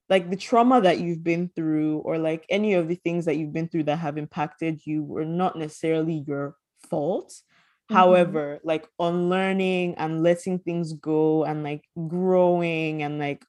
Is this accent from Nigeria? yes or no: yes; Nigeria; growing up Nigerian